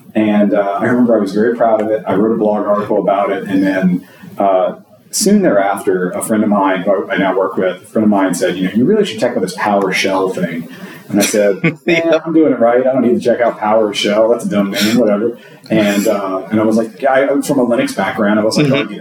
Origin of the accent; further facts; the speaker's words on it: Louisiana, United States; I'm from Louisiana. I work for a healthcare uh, provider in Louisiana